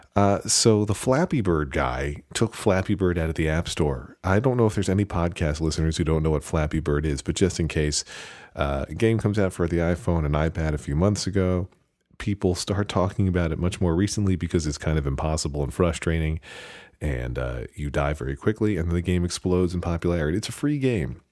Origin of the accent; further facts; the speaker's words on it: United States; I'm American